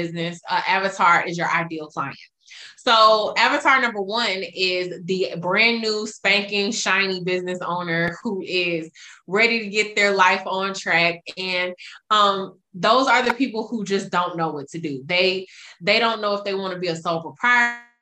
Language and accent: English; Atlanta, Georgia, United States; now in Dallas, United States; I am a native from Atlanta